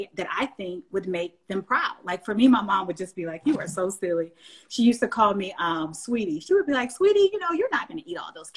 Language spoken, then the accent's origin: English; the South, United States; I'm from the South. So we say ain't no's and that ain't and this